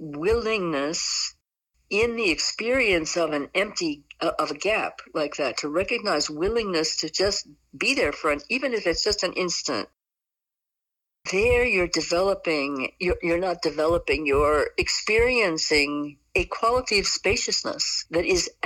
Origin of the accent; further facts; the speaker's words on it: Southeast, United States; when I grew up in the Southeast, it meant that you just weren't brought up right.